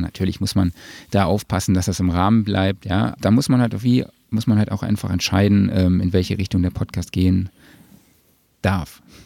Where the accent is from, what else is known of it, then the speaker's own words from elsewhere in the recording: Saarland, Germany; vor allem als Saarländer